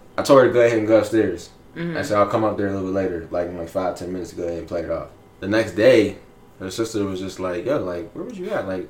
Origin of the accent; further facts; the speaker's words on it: Pittsburgh, Pennsylvania, United States; Well, I ain't from here, so I'm from Pittsburgh.